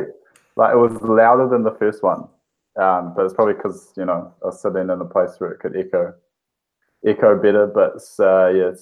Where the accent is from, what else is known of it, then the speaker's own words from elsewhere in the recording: Rotorua, Bay of Plenty, New Zealand; I'm from Rotorua.